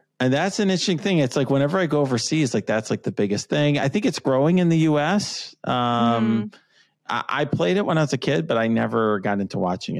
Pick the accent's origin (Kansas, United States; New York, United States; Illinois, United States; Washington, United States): Illinois, United States; Chicago; So I'm a Chicagoan.